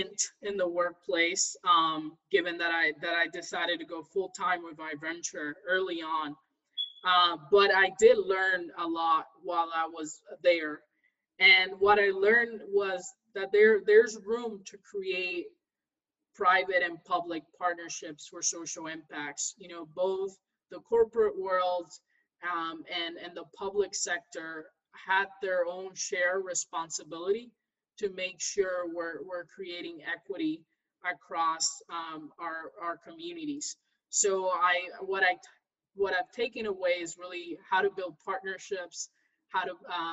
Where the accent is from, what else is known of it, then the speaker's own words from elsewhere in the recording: Ferguson, Missouri, United States; I'm from the Midwest in St. Louis, Missouri. So, I grew up right in Ferguson